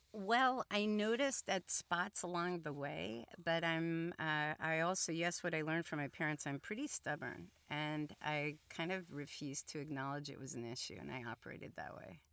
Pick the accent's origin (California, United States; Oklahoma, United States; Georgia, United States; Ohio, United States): Ohio, United States; Columbus; first language Hungarian; English is a second language; I grew up in Columbus, Ohio